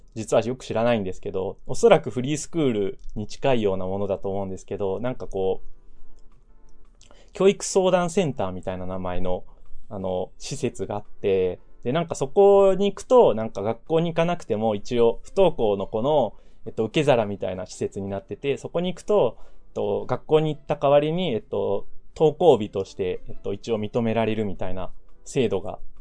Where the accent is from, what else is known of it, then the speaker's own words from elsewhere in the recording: Ibaraki, Japan; also born or lived in Saitama; 生まれは埼玉なんですけど、えっと、幼稚園の時に、親の仕事の関係で茨城に引っ越したので、まあ実質えー、茨城育ちですね。茨城育ちです。茨城出身と普段は言っています。